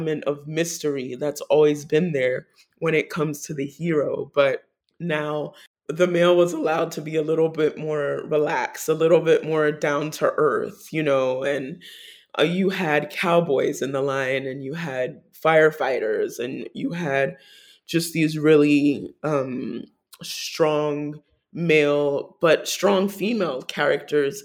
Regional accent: New York City, New York, United States; as a New Yorker

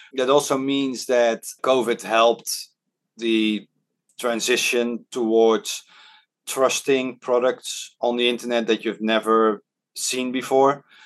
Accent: Netherlands; first language Dutch; English is a second language; now in Hong Kong; when I was growing up in the Netherlands

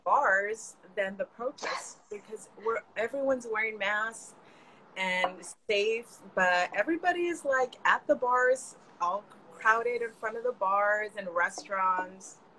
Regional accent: California, United States; now in New York, United States; I grew up in California and all of my friends were Mexican

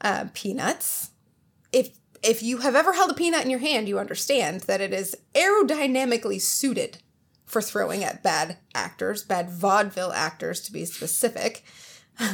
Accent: England, United Kingdom; Because before I know it, I'm English, and that's just not appropriate.

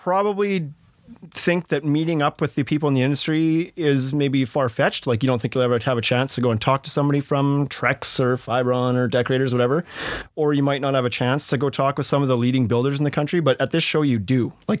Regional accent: British Columbia, Canada; because you're from Rhode Island and I'm from British Columbia

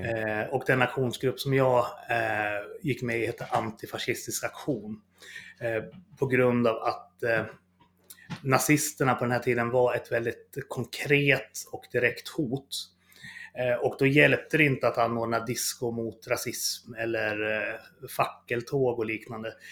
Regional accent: Fagersta, Västmanland, Sweden; jag kommer från Fagersta från början som en liten bruksort

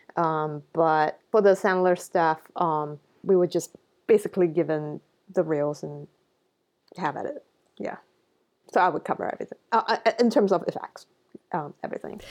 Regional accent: Singapore; growing up in Singapore

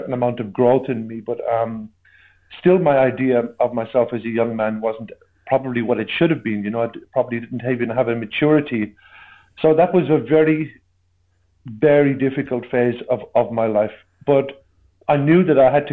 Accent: Ireland; growing up in Ireland in the 80s

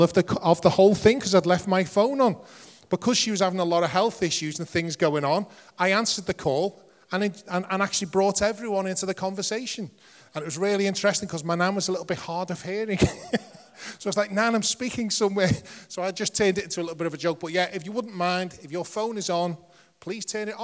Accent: Liverpool, North West England, United Kingdom; accent: Scouse; I'm a Scouser

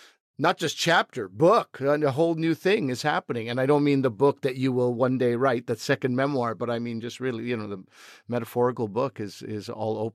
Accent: Toronto, Ontario, Canada; my hometown and your adopted hometown, Toronto

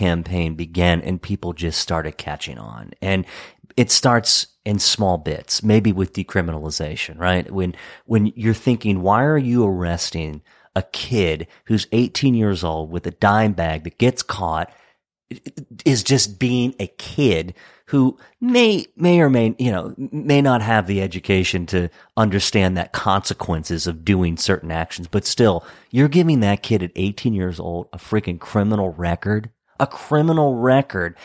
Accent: Hagerstown, Maryland, United States; places like where I grew up in Hagerstown, they have an opioid problem

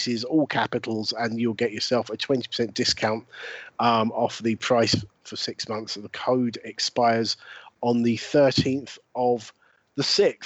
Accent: Brighton, South East England, United Kingdom; my hometown of Brighton

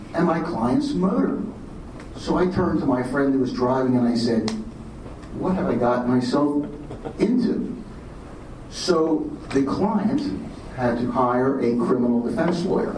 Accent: Philadelphia, Pennsylvania, United States; now in Los Angeles, United States; I'm from Philadelphia

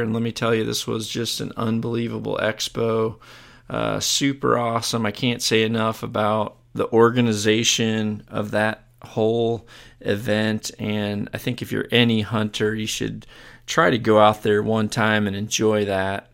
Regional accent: United States; being an American

